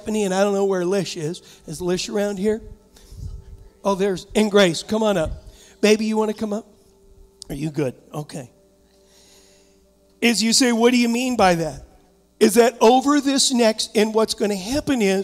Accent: Huntington, United States; also born or lived in San Diego; now in Michigan, United States; I was raised in Huntington.

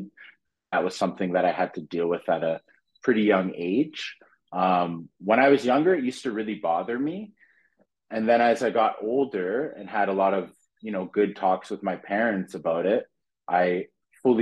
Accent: Fonthill, Ontario, Canada; also born or lived in North York, Toronto / Regent Park, Toronto / Scarborough, Toronto; I ended up moving to a little place called Font Hill. It's in the Niagara region, Pelham

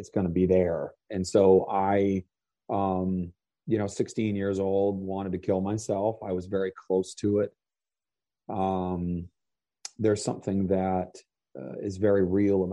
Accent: Vermont, United States; I grew up in Vermont. I grew up on a dairy farm

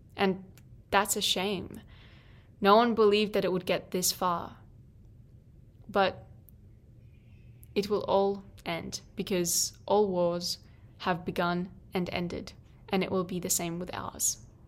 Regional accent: Ukraine; moved away as an adult; also born or lived in United States; I'm Ukrainian

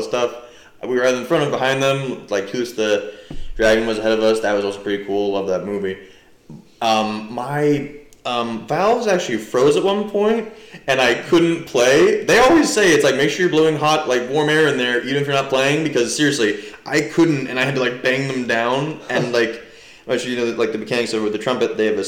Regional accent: New Jersey, United States; I'm from New Jersey

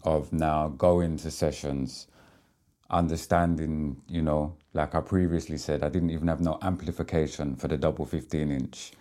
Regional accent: Southend-on-Sea, East of England, United Kingdom; the dial code of my hometown

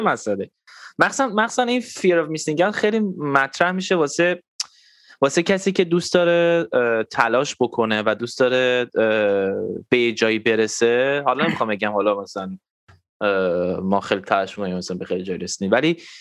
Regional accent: Tehran, Tehran Province, Iran; منم خب تو تهران بزرگ شدم

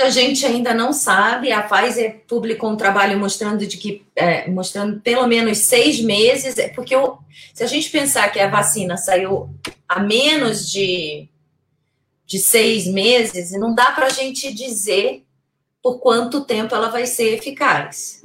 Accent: Brazil; a gente é brasileiro

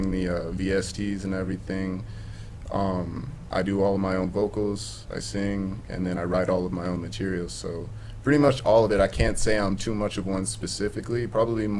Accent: Tampa, Florida, United States; I'm from Florida, Tampa, Florida. Born and raised there

